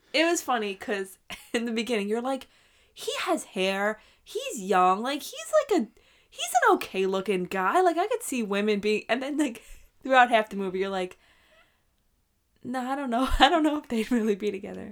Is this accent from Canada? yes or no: no; New York, United States; moved away as an adult; we are both from New York